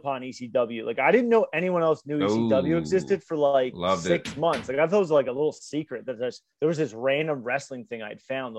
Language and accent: English; North Wales, Pennsylvania, United States; also born or lived in Norristown, Pennsylvania; now in Plymouth Meeting, United States; I live in Plymouth Meeting now. I grew up in North Wales, North Penn. Lived in Norristown on Halls Avenue down in the hood.